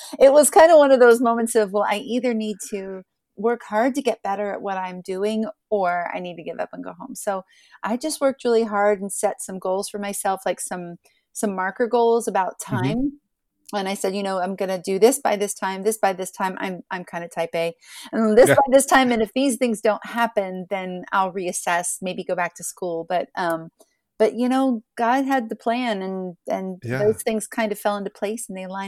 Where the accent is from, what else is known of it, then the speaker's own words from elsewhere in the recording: Ohio, United States; I grew up in Southeastern Ohio. So everybody had guitars and mandolins, and violins and washboards and put your hands on.